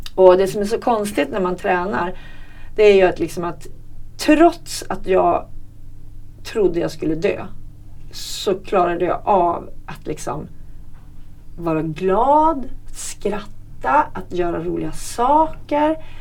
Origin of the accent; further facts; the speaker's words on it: Hälsingland, Gävleborg County, Sweden; moved away; Hälsingland där jag kommer ifrån